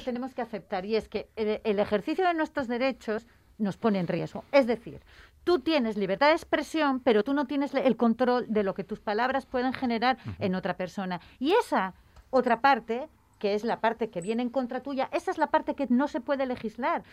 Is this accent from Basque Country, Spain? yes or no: no; Gijón, Asturias, Spain; yo vengo de Sisión. O sea, mi infancia he visto la mitad de Sisión en llamas